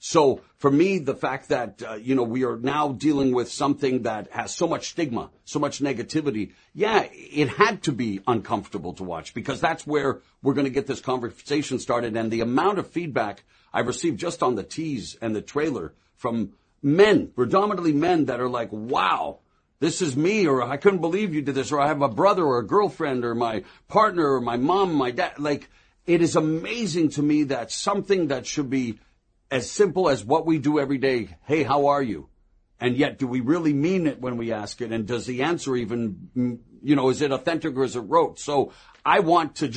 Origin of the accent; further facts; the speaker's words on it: Canada; having my career begin at 16 years of age on national television in my home country of Canada